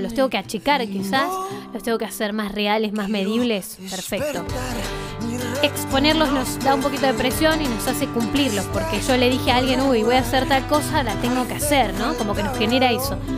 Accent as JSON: {"language": "Spanish", "town": "Bariloche", "region": "Río Negro", "country": "Argentina", "said": "soy de Bariloche."}